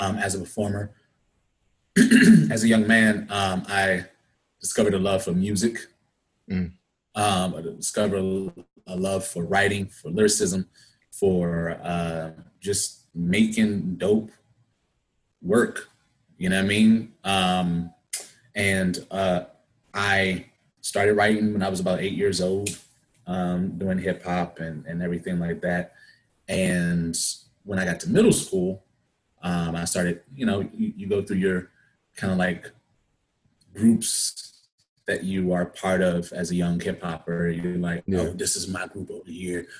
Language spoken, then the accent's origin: English; Suitland, Maryland, United States; also born or lived in Anacostia, Washington, D.C.; I am from Prince George's County, Maryland, by way of 15th Place, Southeast, Anacostia, D.C.